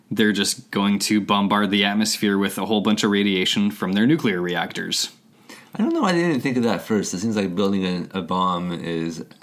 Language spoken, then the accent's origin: English; United Kingdom; I mean lifts because we're British.